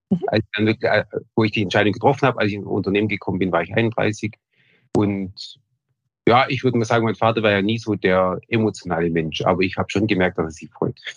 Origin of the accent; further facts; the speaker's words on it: Wasserburg am Bodensee, Bavaria, Germany; also born or lived in Ulm / Munich; Also, ich bin in Wasserburg am Bodensee geboren, ähm, bin dann in der Region auch aufgewachsen